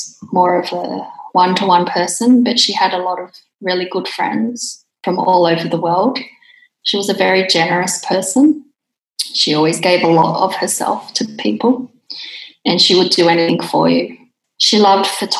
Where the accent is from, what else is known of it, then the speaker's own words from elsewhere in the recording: Central Coast, New South Wales, Australia; also born or lived in South Korea; now in Sydney, Australia; I was adopted from Korea when I was 18 months old, and I've been living in Sydney, but I grew up on the Central Coast for most of my life.